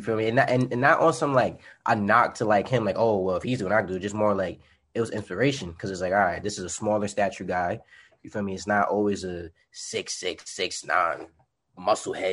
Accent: New York City, New York, United States; moved away as an adult; now in Jersey City, United States; I'm from New York City

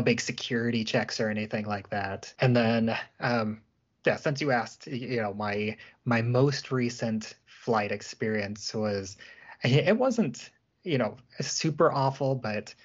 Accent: Springfield, Illinois, United States; I grew up in Central Illinois, Springfield, Illinois, the capital city there

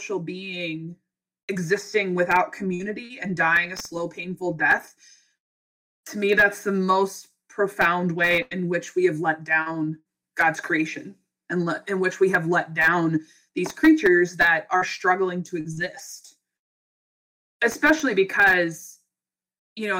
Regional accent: Western Pennsylvania, United States; moved away as an adult; also born or lived in Alaska; now in Kenai, United States; I grew up in Western Pennsylvania, where it was like deer country

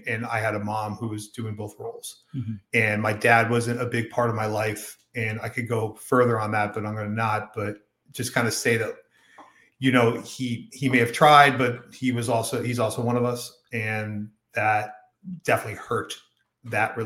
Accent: Silver Spring, Maryland, United States; I was born in Silver Spring, Maryland, mm-hmm. at Holy Cross Hospital on February 27th, 1982.

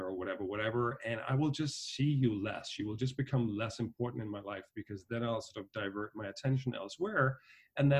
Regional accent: Denmark; moved away as an adult; also born or lived in Dublin, Ireland; now in New York, United States; I was born and raised in Denmark, but my parents had a company in Ireland

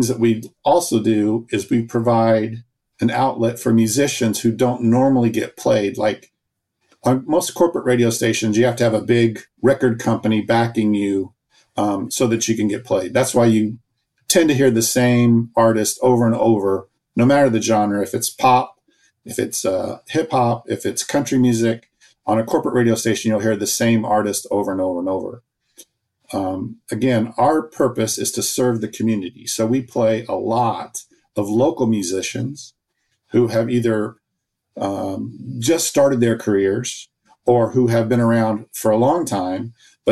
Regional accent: Champaign, Illinois, United States; moved away as an adult; I'm actually born and raised in Champaign, but I moved away 40 years ago for a career in radio and saw an opportunity to come back home

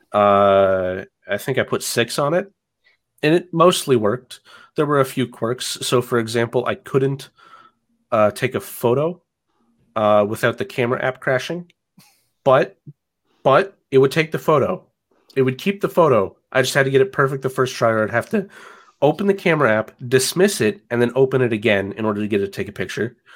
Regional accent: Athens, Georgia, United States; now in Atlanta, United States; I grew up in Athens, Georgia, which is about an hour to the, to the east of Atlanta

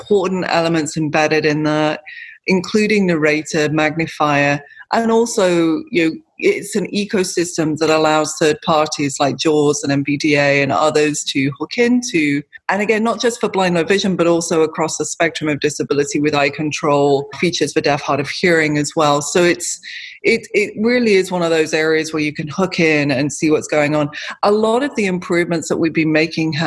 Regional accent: United Kingdom; I'm British

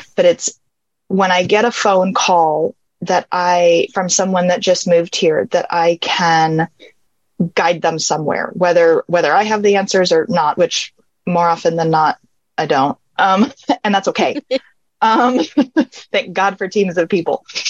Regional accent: California, United States; now in Arizona, United States; I was born and raised in California.

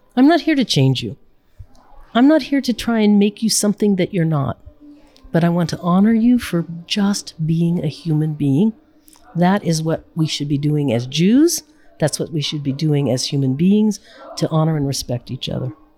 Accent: United States; me as an American

